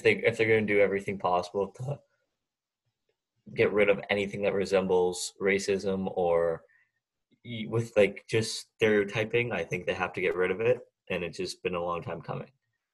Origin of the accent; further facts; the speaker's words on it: Canada; I'm Canadian